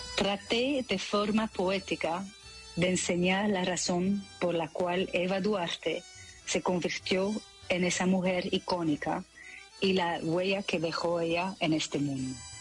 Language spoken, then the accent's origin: Spanish; Belgium; first language French; Spanish is a second language; moved away as an adult; now in Netherlands; el francés, claro, porque crecí en Bélgica